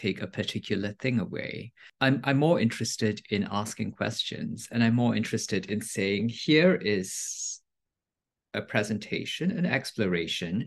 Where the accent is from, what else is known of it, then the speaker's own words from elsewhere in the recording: Singapore; moved away; I grew up in Singapore, and it's a multilingual country.